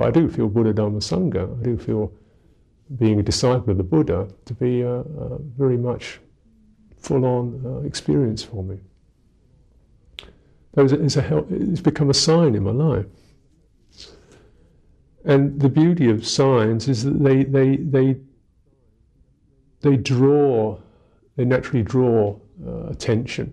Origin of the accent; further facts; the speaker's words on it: London, United Kingdom; I'm English, I am 48, I was born in London